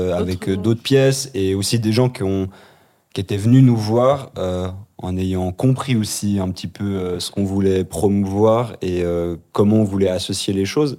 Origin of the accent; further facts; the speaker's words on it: Geneva, Switzerland; j'ai grandi ici à Genève